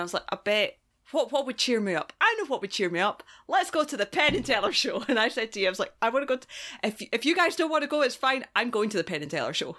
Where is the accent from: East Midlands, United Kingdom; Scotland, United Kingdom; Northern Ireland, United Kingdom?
Scotland, United Kingdom; moved away; I'm from Scotland